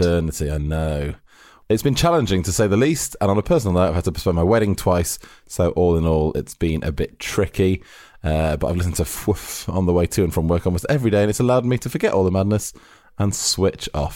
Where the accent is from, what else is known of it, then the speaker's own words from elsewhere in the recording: United Kingdom; we as Brits